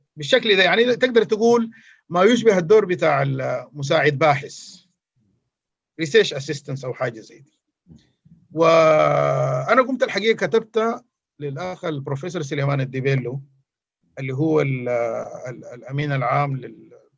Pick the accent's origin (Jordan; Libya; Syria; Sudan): Sudan; عندنا في السودان